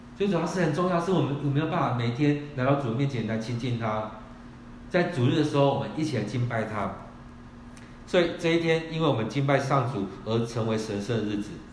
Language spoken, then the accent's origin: Chinese; Kaohsiung, Taiwan; moved away; 我们是高雄的人，我们回到高雄去